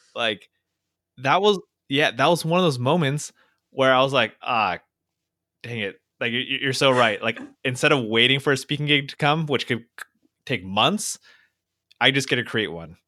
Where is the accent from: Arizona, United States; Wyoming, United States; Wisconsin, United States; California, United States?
California, United States; Fountain Valley; I grew up in Orange County, California, uh, in this tiny little town called Fountain Valley